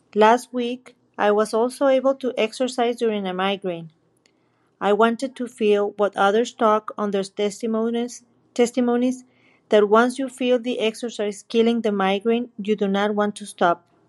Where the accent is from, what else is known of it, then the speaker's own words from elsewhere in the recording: Mexico; I'm from Mexico.